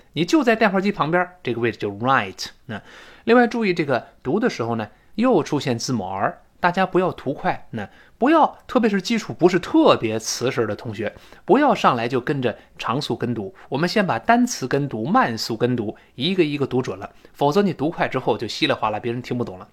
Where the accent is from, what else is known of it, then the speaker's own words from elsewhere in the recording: China; 我们中国人